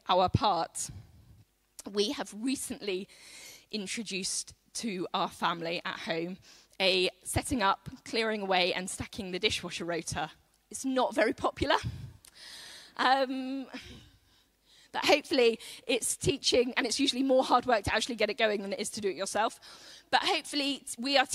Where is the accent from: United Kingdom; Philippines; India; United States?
United Kingdom; as British people